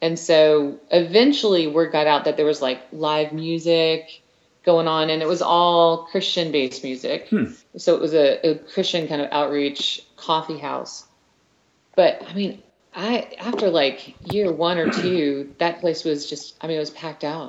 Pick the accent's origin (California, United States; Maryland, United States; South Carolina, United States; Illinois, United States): South Carolina, United States; Columbia; I grew up in Columbia, South Carolina